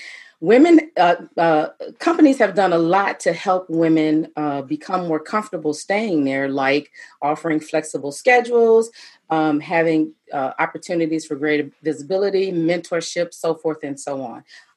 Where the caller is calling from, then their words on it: Atlanta, Georgia, United States; And I actually am coming to you from Atlanta, Georgia.